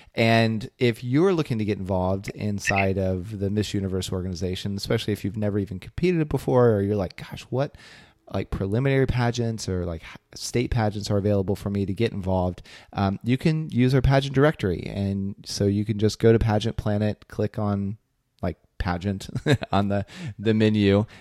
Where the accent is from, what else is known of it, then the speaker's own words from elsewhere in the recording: Belpre, Ohio, United States; my hometown in Belpre, Ohio